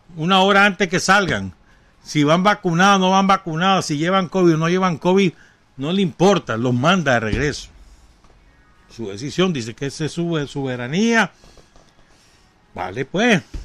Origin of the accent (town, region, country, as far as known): Nicaragua